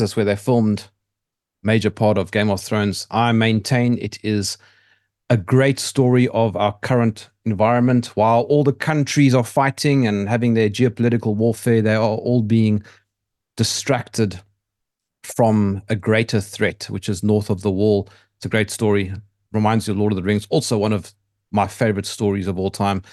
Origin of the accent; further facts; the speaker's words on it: South Africa; I'm from South Africa.